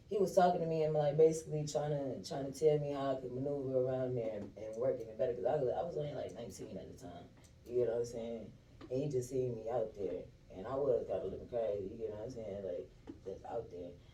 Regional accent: Michigan, United States; first of all, I got locked up in fucking Florida. not from Georgia, first of all. I'm from Michigan

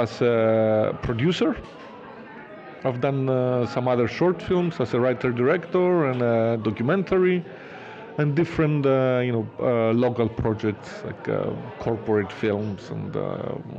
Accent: Cyprus; also born or lived in Kansas, United States / New Orleans, United States; I am from Cyprus.

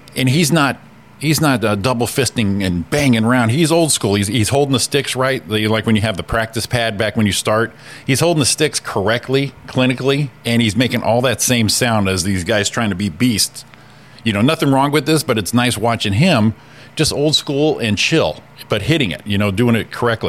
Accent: Connecticut, United States; I'm from Connecticut

